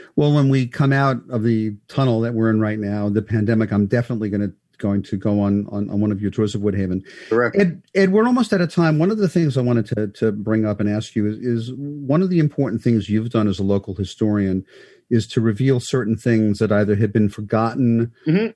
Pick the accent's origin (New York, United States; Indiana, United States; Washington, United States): New York, United States; New York City; I grew up in Sheepshead Bay